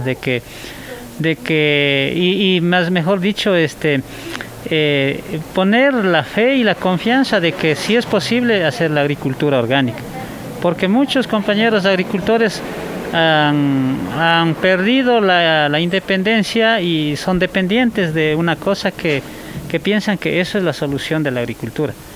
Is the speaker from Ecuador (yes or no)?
yes; Toacaso, Cotopaxi, Ecuador; yo soy de Toacaso. En Toacaso, como es una zona bastante fría